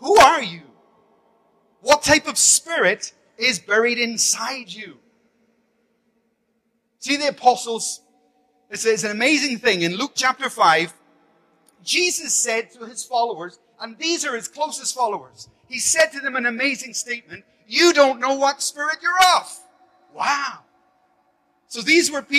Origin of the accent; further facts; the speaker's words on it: Belfast, Northern Ireland, United Kingdom; I grew up in Belfast with bombs and bullets